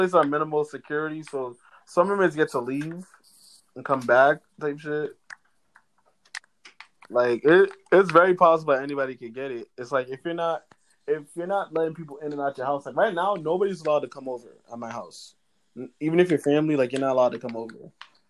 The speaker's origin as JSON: {"language": "English", "country": "Canada", "said": "I'm a Canadian."}